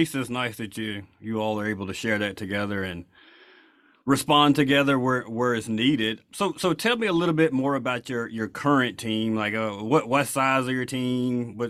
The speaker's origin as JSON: {"language": "English", "town": "Dallas", "region": "Texas", "country": "United States", "said": "I'm from Dallas, so you have to be a Cowboys fan."}